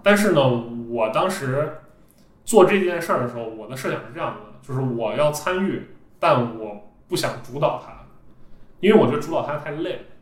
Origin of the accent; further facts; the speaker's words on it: Xi'an, Shaanxi, China; moved away as an adult; now in Beijing, China; 我本身是一个西安人